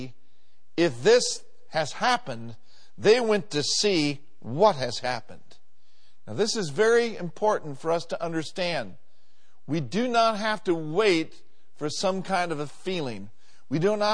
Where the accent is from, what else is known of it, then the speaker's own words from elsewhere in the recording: Minneapolis, Minnesota, United States; 4920 Bryant Avenue South, where I grew up in Minneapolis